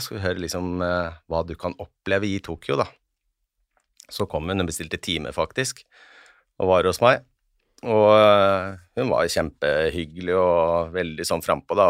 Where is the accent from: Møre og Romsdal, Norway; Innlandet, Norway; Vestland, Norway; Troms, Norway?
Innlandet, Norway; Hedmarken; Jeg er fra Hedmarken